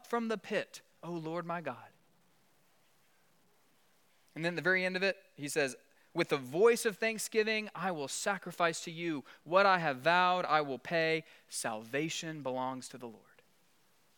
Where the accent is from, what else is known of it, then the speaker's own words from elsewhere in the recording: South Alabama, United States; I grew up in South Alabama, LA, Lower Alabama